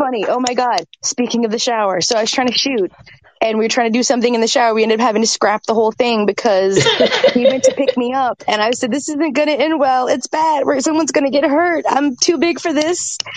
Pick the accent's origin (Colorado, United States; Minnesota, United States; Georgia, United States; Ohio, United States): Georgia, United States; Atlanta; I grew up in Atlanta